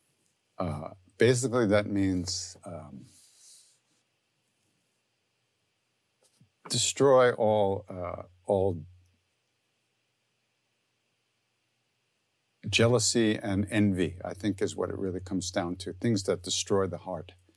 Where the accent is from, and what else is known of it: Long Island, New York, United States